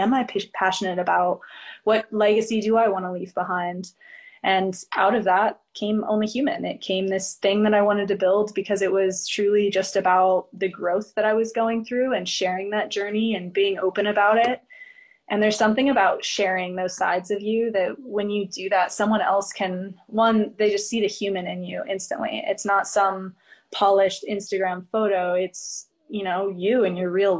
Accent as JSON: {"language": "English", "town": "Springfield", "region": "Illinois", "country": "United States", "moved": "yes", "lives_now": "Phoenix, United States", "said": "I'm from Springfield, Illinois, so I'm a Midwest girl at heart"}